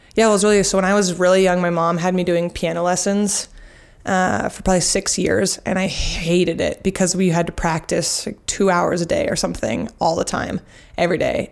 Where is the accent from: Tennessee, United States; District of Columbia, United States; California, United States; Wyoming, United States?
Wyoming, United States; Jackson; also born or lived in Sun Valley, Idaho / Boulder, Colorado; now in Bend, United States; I grew up in Jackson Hole, spent a lot of time in Sun Valley, and most recently I just graduated from University of Colorado Boulder